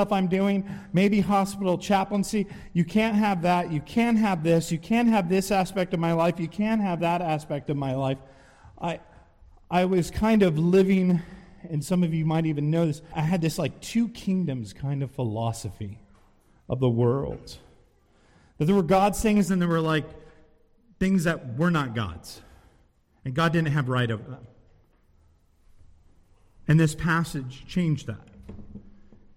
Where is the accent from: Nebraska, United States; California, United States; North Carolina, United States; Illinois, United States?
California, United States; San Diego; also born or lived in Henderson, Nevada; now in Waxhaw, United States; I'm from San Diego, but I moved here from Vegas.